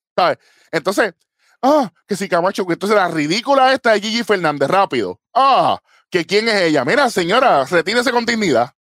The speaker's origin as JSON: {"language": "Spanish", "country": "Puerto Rico"}